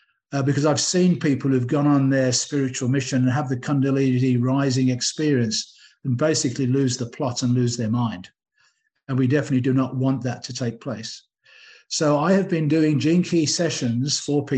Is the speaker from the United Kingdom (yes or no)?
yes; England, United Kingdom; moved away; I'm English